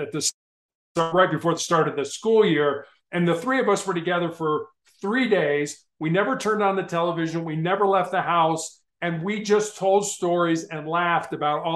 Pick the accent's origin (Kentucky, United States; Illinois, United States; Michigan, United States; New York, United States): Illinois, United States; Chicago; growing up in Chicago